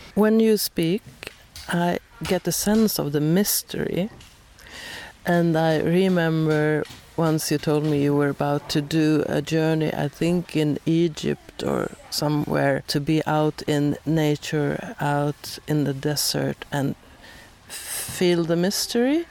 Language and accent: English; Sweden; Most episodes are in Swedish since I am from Sweden.